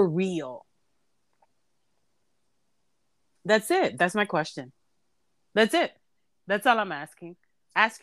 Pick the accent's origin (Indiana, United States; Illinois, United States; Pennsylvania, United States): Illinois, United States; Humboldt Park; I'm from Humble Park, and I like 1000% proud of it.